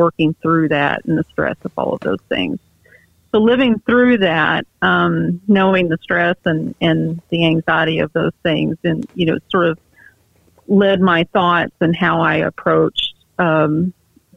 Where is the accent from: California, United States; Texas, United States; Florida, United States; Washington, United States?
Texas, United States; near Lake Texoma, East; I grew up in East Texas, north of Dallas, Fort Worth, up on an area close to Lake Texoma